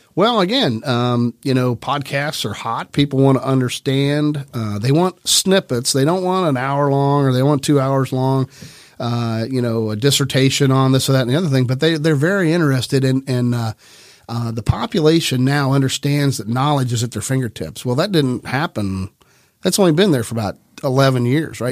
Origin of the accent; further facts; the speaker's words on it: Grove City, Ohio, United States; also born or lived in Ironton, Ohio; that's when we moved to town. Um, and, uh, I was one years old. I was born in Ironton, Ohio, and, and came up here